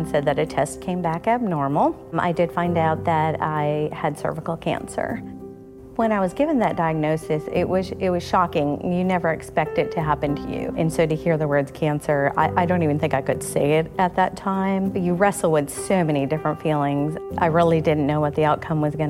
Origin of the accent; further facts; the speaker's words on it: New York, United States; moved away as an adult; now in North Carolina, United States; I grew up in New York State.